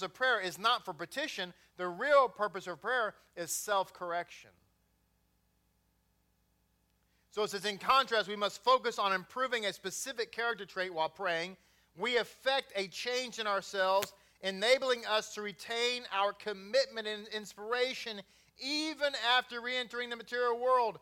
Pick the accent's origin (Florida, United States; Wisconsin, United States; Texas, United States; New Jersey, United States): Texas, United States; Grapevine; also born or lived in Bedford, Texas; Grew up in Grapevine